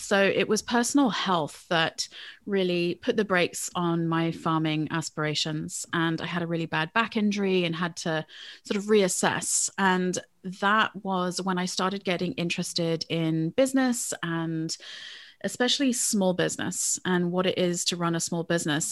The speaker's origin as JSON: {"language": "English", "region": "England", "country": "United Kingdom", "tie": "born or raised there", "moved": "as an adult", "lives_now": "United States", "said": "I grew up in England, was born in the States, and came back to the States for my university education"}